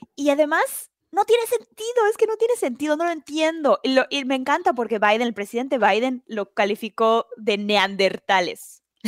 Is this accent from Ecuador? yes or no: no; Mexico; now in United States; como latinoamericana, como mexicana